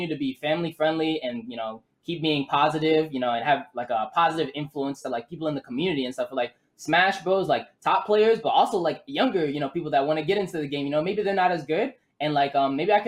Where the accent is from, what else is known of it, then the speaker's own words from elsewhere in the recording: Owings Mills, Maryland, United States; also born or lived in Baltimore, Maryland; now in Missouri, United States; I was born in Baltimore, but then raised Owings Mills, Maryland